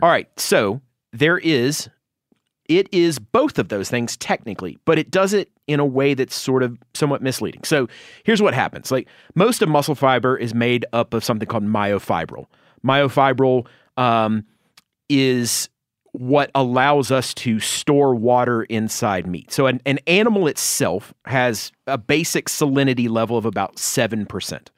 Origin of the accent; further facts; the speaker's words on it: Georgia, United States; my home state of Georgia